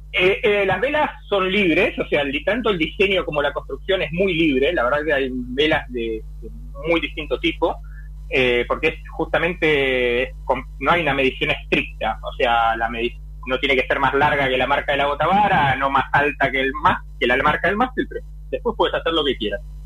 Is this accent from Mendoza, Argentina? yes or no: no; Buenos Aires, Argentina; moved away as an adult; now in Europe; nací en Buenos Aires, navegué casi toda mi vida náutica en Argentina